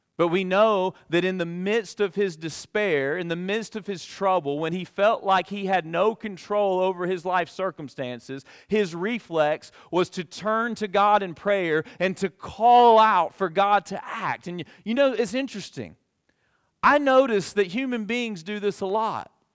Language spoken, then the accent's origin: English; Alabama, United States; moved away as an adult; now in Kentucky, United States; I'm a transplant from Alabama, and after nearly two decades